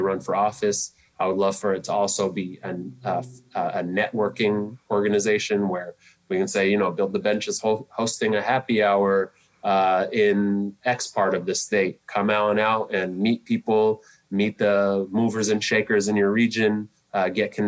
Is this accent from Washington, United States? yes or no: yes; Seattle, Washington, United States; also born or lived in Sudan / New York City; When I was 3 years old, we boarded a plane, flew across the Atlantic, and I grew up in South Seattle since I was 3 years old.